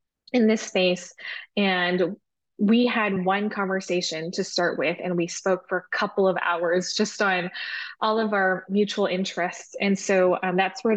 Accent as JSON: {"language": "English", "town": "Vancouver", "region": "British Columbia", "country": "Canada", "tie": "born or raised there", "also_born_or_lived": "Montreal, Canada / Singapore", "moved": "as an adult", "lives_now": "Toronto, Canada", "said": "I was born and raised in Vancouver, Canada, so on the West Coast."}